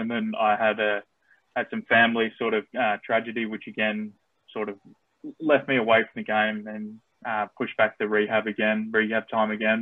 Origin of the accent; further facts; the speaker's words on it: Australia; accent: Australian; also born or lived in United States; myself being born in America, so I'm naturalized Aussie, but I speak with the accent